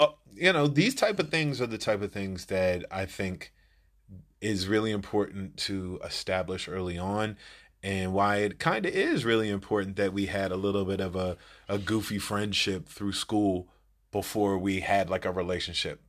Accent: Silver Spring, Maryland, United States; I'm from Silver Spring

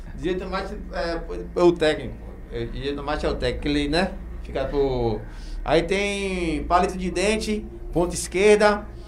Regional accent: Feira de Santana, Bahia, Brazil; now in Camaçari, Brazil; Eu sou de Feira, natural de Feira Santana

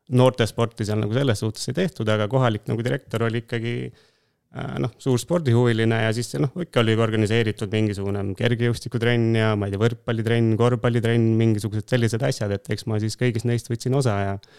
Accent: Tooma, Jõgeva County, Estonia; pärit olen Jõgevamaalt, sellisest väikesest kohast nagu Tooma

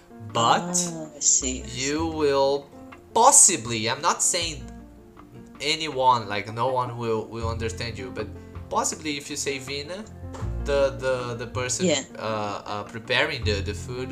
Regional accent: Curitiba, Paraná, Brazil

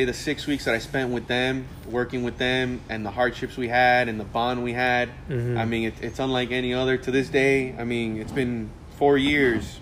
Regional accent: Miami, Florida, United States; growing up in Miami

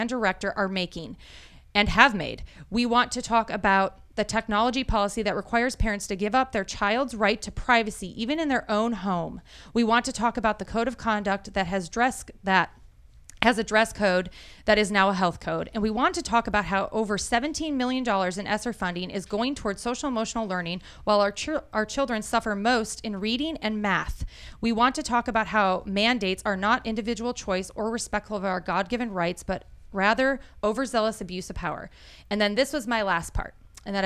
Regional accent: Wisconsin, United States; now in Clarksville, United States; I'm from Wisconsin where you do like ice fishing

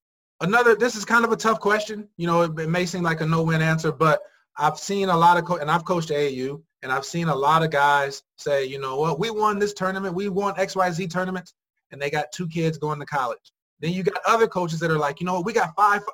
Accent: Indiana, United States; I'm from Indiana

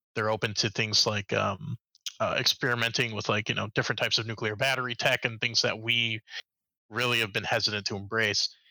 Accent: Chicago, Illinois, United States; moved away; I specifically am from the Chicago uh, metro area, so I grew up uh, right by uh, United Center

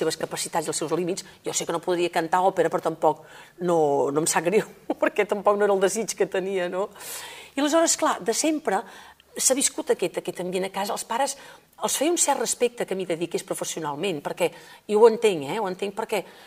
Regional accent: Igualada, Catalonia, Spain; also born or lived in Òdena; jo vinc d'Igualada

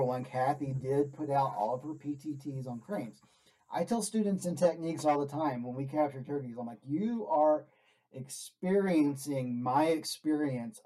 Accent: Arkansas, United States; now in Lubbock, United States; I'm from Arkansas. And I grew up on a four-wheeler

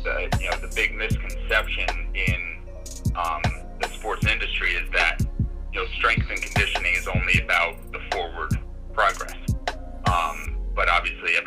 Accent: Poughkeepsie, New York, United States; also born or lived in Bronx, New York; So I'm from New York State. I grew up upstate in the Poughkeepsie, New York area

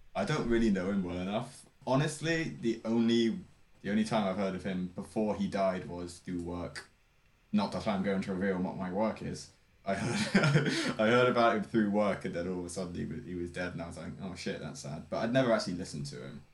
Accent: South of England, United Kingdom; It might not be obvious by my by my multicultural accent, but I am from the south of England.

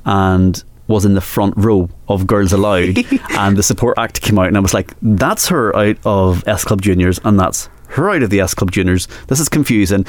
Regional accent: Northern Ireland, United Kingdom; I'm from Northern Ireland

